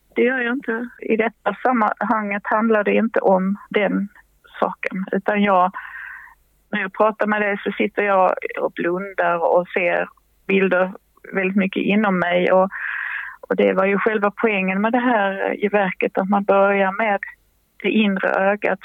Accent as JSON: {"language": "Swedish", "town": "Helsingborg", "region": "Skåne", "country": "Sweden", "tie": "born or raised there", "said": "det hörde jag som barn i Helsingborg"}